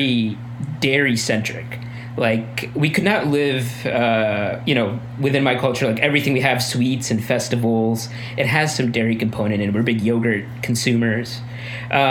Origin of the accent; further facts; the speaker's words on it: Midwest, United States; moved away as an adult; also born or lived in India; now in New York City, United States; We're both originally from the Midwestern region of the U.S. So that, again, is like a huge agricultural part of the country. We grew up in rural areas